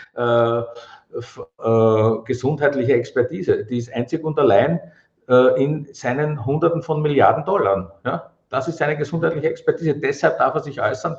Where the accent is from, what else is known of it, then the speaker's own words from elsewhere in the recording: Vienna, Austria; ich bin aus Wien